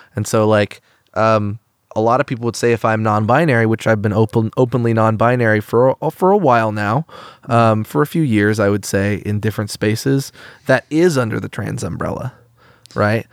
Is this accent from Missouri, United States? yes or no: no; Eugene, Oregon, United States; growing up in Eugene, a very countercultural place